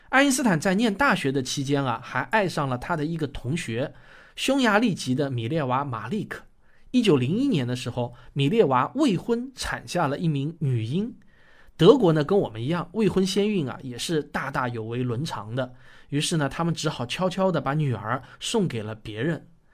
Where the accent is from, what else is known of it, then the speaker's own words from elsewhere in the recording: China; 我们中国人比较出名的有陈独秀